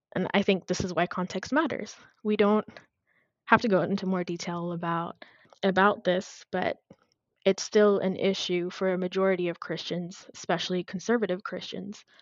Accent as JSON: {"language": "English", "region": "Addis Ababa", "country": "Ethiopia", "tie": "born or raised there", "also_born_or_lived": "Texas, United States", "moved": "as an adult", "lives_now": "United States", "said": "I was born and raised in Addis Ababa, which is the capital city of Ethiopia. I came to the U.S. when I was about 18 years old."}